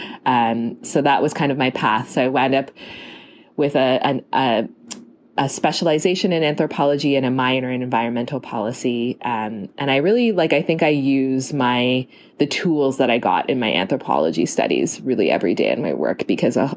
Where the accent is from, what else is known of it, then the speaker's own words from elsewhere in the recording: Toronto, Ontario, Canada; moved away as an adult; also born or lived in Halifax, Nova Scotia; I grew up in Toronto